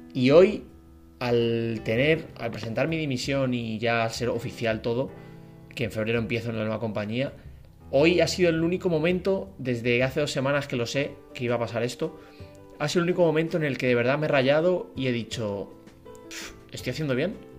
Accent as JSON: {"language": "Spanish", "town": "Madrid", "region": "Community of Madrid", "country": "Spain", "moved": "yes", "lives_now": "Frankfurt, Germany", "said": "yo soy de Madrid, de España"}